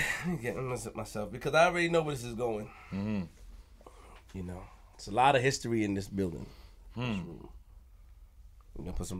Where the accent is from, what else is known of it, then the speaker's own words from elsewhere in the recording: Queens, New York, United States; I'm from Queens.